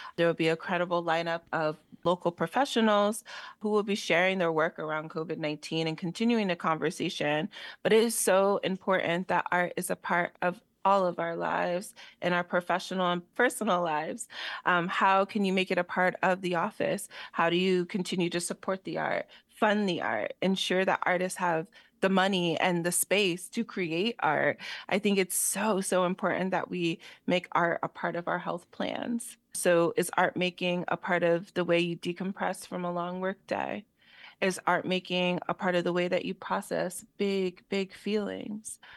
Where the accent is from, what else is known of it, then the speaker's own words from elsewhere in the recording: Allentown, Pennsylvania, United States; I'm born and raised in Allentown, so the city is very important to me